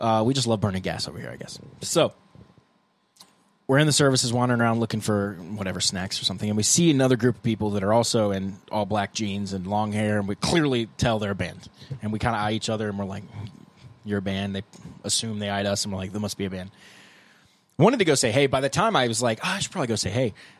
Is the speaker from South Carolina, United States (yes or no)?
yes; Columbia, South Carolina, United States; moved away; I grew up in Columbia